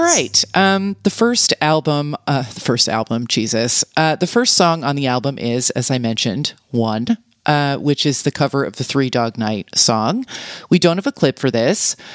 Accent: New York, United States; as a New Yorker

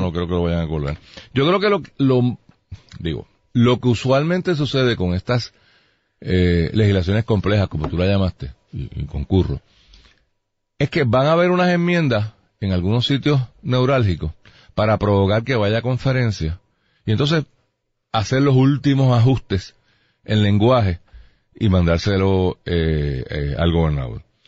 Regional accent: Puerto Rico

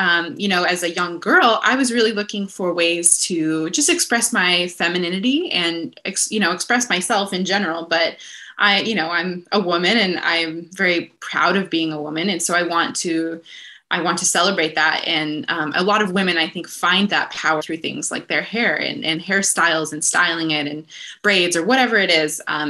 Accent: northwestern Montana, United States; now in Los Angeles, United States; I'm from northwestern Montana, so kind of just a few hours south of the Canadian border. So I grew up in those incredible mountains up there

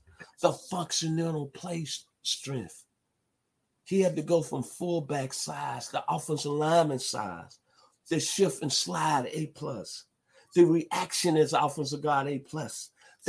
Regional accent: Memphis, Tennessee, United States; also born or lived in Arkansas; I grew up in Memphis, Tennessee, following the Memphis State program and the Tennessee Volunteers.

